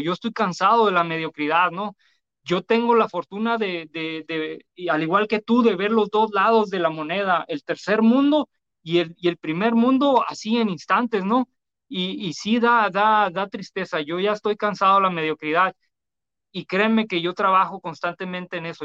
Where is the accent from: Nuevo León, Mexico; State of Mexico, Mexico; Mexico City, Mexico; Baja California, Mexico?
Baja California, Mexico; Tijuana; Yo soy de la Mesa de Otay, un barrio muy peligroso y siempre lo digo. Tijuana en los 90